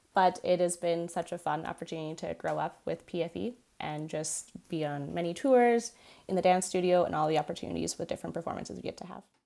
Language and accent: English; Canada; I am Canadian, my soul is Ukrainian